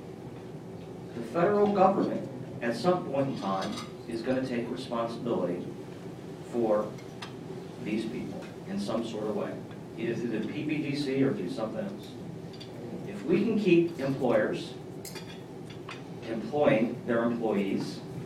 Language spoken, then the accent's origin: English; Columbus, Ohio, United States; I grew up in Columbus, non-political family